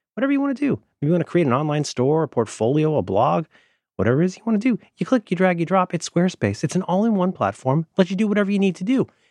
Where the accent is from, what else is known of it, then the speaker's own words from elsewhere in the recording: Florida, United States; now in San Francisco, United States; I grew up in Florida.